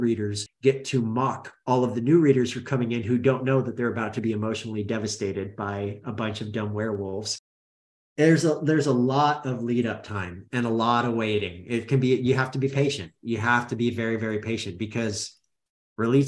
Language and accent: English; Roseburg, Oregon, United States; I grew up in Oregon